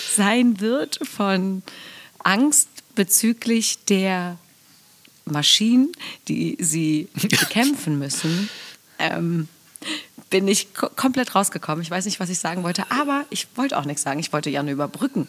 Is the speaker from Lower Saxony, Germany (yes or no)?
yes; Aurich, Lower Saxony, Germany; da wo ich herkomme, gab es früher eine Plattform, die hieß Morphex